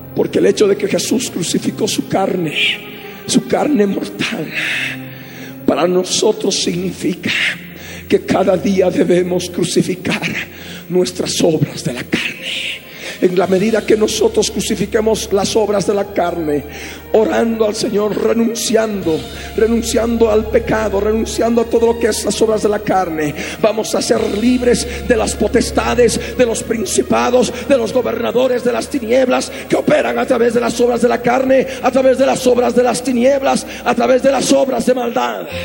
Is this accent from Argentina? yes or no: no; Bolivia; Nosotros, por la misericordia de Dios, hemos nacido en esta amada nación, en Bolivia. Somos bolivianos